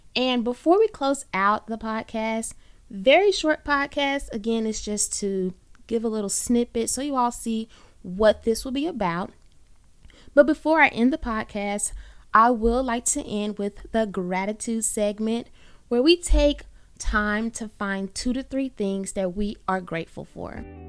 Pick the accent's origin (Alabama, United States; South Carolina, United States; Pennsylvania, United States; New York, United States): Alabama, United States; Birmingham; I am born and raised in the Magic City, Birmingham, Alabama.